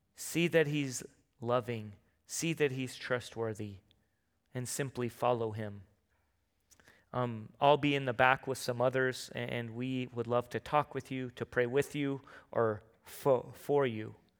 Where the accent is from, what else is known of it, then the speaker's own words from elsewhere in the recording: San Diego, California, United States; moved away; I'm from San Diego